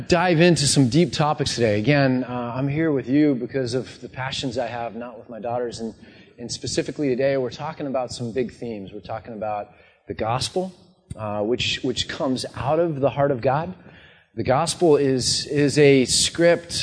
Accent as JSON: {"language": "English", "country": "United States", "tie": "born or raised there", "said": "So I grew up in the States, I said, but my dad's a Dutch immigrant"}